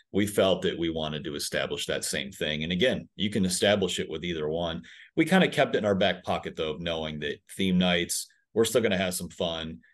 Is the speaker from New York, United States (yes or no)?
yes; Western New York, United States; now in Northwest Arkansas, United States; I'm from Western New York